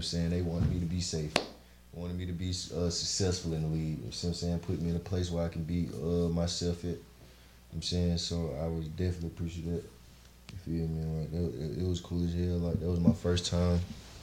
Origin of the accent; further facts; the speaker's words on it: Atlanta, Georgia, United States; also born or lived in Los Angeles; I'm from the West Side